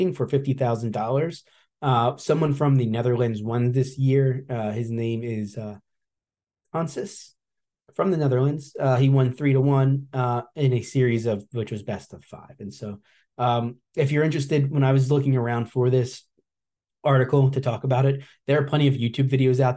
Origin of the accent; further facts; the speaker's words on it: New Jersey, United States; It ended up being New Jersey, my home state